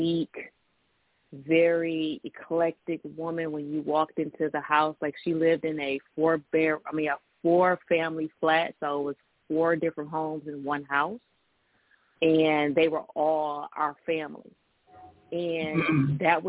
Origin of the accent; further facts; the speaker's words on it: Detroit, Michigan, United States; I grew up in Detroit with a garden